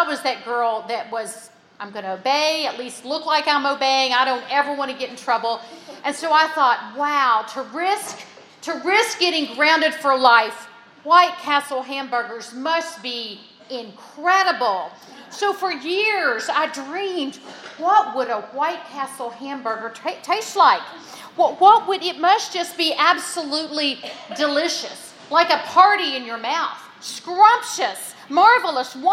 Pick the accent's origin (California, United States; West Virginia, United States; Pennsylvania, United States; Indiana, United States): West Virginia, United States; I grew up in West Virginia